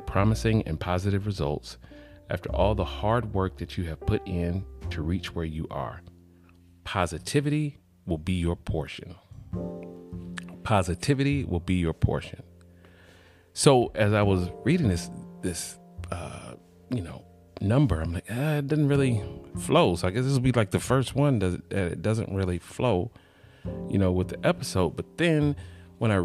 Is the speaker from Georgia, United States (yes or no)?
yes; College Park, Georgia, United States; I am from Atlanta, College Park.